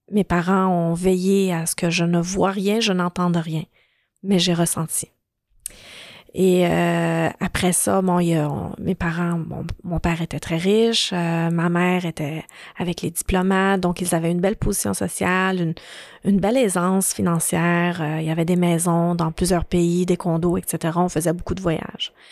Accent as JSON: {"language": "French", "country": "Lebanon", "tie": "born there", "said": "Donc, je suis née au Liban."}